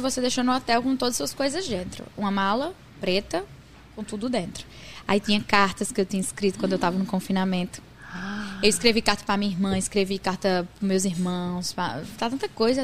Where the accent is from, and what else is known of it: Northeast Brazil, Brazil; accent: Nordestino